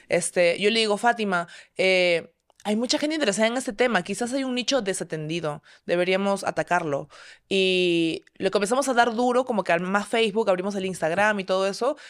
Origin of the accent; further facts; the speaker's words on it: Peru; soy de Perú, tengo 30 años ya